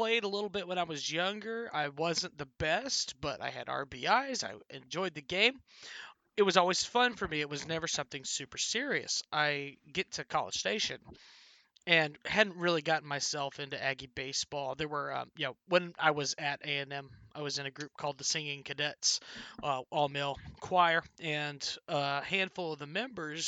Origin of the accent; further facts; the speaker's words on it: Carlsbad, New Mexico, United States; my hometown, Carlsbad, is a huge baseball town